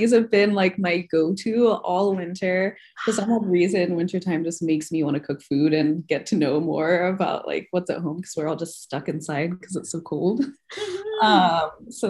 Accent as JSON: {"language": "English", "country": "Lesotho", "tie": "born or raised there", "moved": "yes", "lives_now": "Chicago, United States", "said": "I grew up in a tiny country called Lesotho, which is in the middle of South Africa. My mom's from Ghana, but I've been in the States since I was 18, which was back in 2012."}